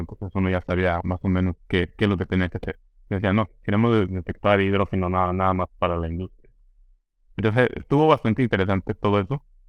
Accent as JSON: {"language": "Spanish", "region": "San Luis Potosí", "country": "Mexico", "also_born_or_lived": "Chicago, United States / Belgium", "moved": "as an adult", "lives_now": "California, United States", "said": "un grupo de, de potosinos"}